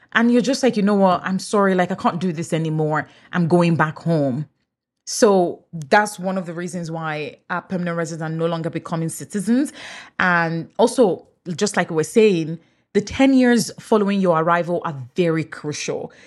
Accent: Nigeria; first language English; moved away as an adult; now in Canada; Even though I'm Nigerian, English is my first language

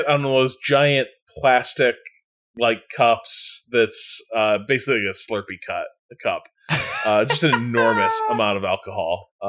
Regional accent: Iowa, United States; a chain of gas stations convenience stores based in my home state of Iowa.

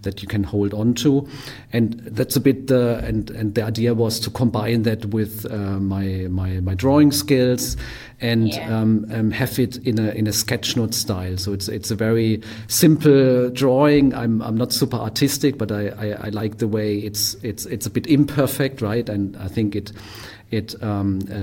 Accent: Germany; also born or lived in Japan / Australia / Berlin; I'm from Germany, but also lived in Japan for a while, in Australia.

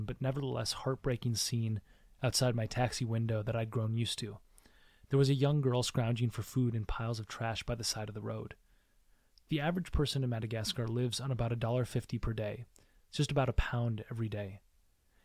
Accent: United States; I was born in the United States

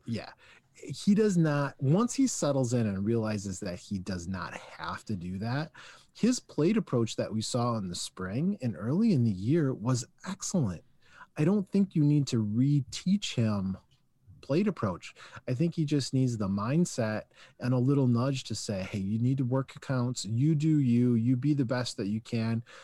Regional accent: Michigan, United States; we're from Michigan

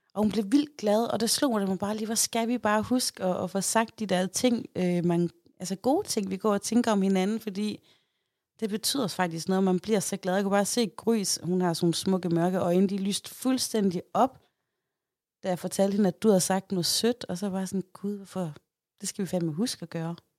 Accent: Aarhus, Central Denmark Region, Denmark; jeg er jo fra Højbjerg

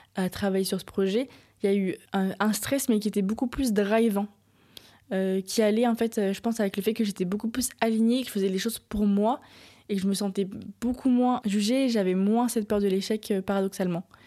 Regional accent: Nantes, Pays de la Loire, France; j'ai grandi à Nantes

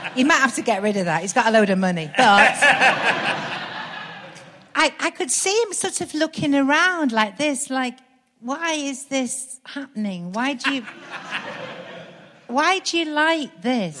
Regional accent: Stockport, North West England, United Kingdom; moved away as an adult; now in Birmingham, United Kingdom; I was born in Stockport and I did loads of kind of youth theatre at the Garrick uh, Theatre there

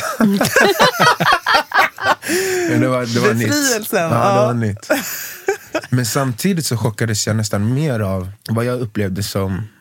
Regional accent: Skogås, Stockholm County, Sweden; also born or lived in Tumba; när jag var väldigt liten bodde vi i Tumba. Mm. Sen Skogås.

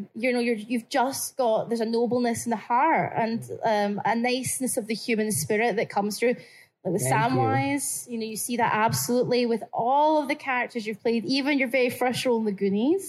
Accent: Scotland, United Kingdom; accent: Scottish; this is Scottish. Just my accent

